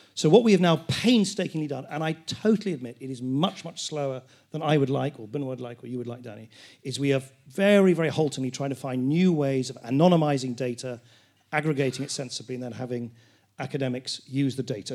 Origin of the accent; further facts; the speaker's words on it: United Kingdom; as a Brit, a member of a country about to leave the European Union